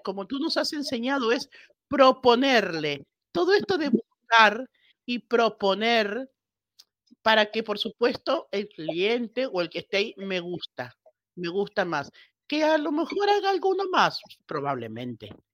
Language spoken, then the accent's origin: Spanish; Argentina; moved away as an adult; also born or lived in Buenos Aires, Argentina; now in Spain; nací en Argentina, aunque me adoptó España hace veintipico de años.